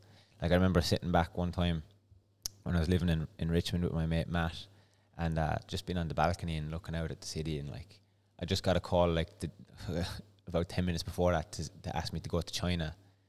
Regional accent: Ireland; accent: Irish; moved away; No, mine's neutralized over the years because even before I came here, because of cycling and stuff, I had to like just have a neutral accent.

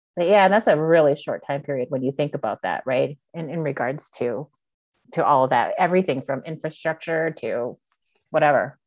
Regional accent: Montreal, Quebec, Canada; moved away; I was born and raised in Montreal, Canada

